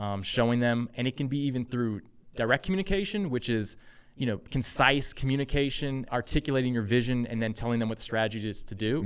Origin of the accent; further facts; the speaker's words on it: Texas, United States; moved away as an adult; also born or lived in San Francisco; I'm originally from Texas, um, grew up there.